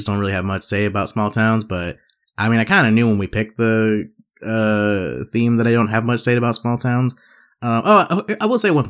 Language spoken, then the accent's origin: English; Gilbert, Arizona, United States; I'm from Gilbert.